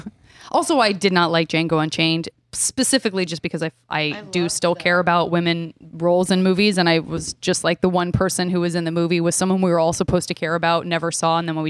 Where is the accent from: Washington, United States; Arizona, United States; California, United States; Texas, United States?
Arizona, United States; Well, I'm from Arizona.